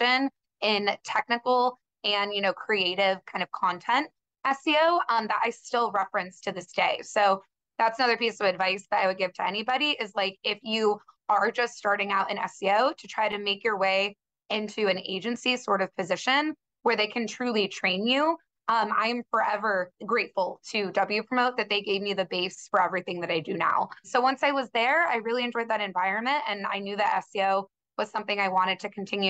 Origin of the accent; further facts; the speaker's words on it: San Diego, California, United States; also born or lived in Boulder, Colorado / Los Angeles; I'm from San Diego, California originally.